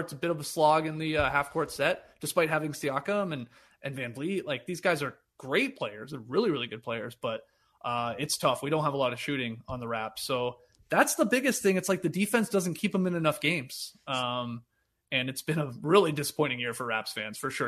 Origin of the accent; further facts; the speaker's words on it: Canada; despite being Canadian and going to school in Canada